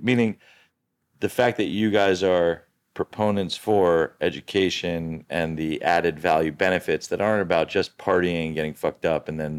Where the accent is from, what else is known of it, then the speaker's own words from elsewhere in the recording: New York, United States; I'm from New York.